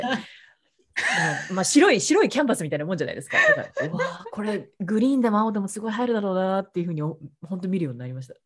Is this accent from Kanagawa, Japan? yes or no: yes; Kawasaki, Kanagawa, Japan; えっと、神奈川です。川崎です